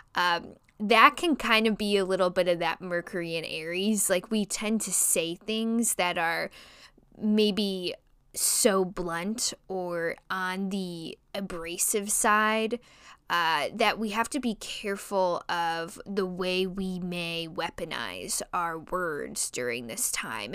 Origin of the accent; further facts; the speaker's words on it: Chicago, Illinois, United States; accent: nasally Chicago; my nasally Chicago accent